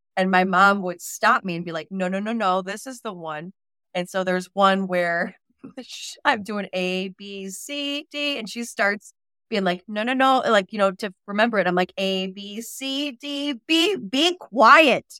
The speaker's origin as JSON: {"language": "English", "town": "Chicago", "region": "Illinois", "country": "United States", "tie": "born or raised there", "moved": "as an adult", "lives_now": "Washington, D.C., United States", "said": "so I grew up on the West Side. I was Chicago Catholic"}